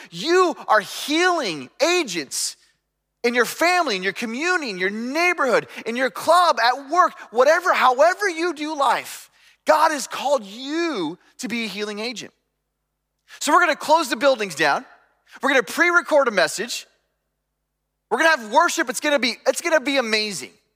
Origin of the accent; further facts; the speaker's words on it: United States; growing up in America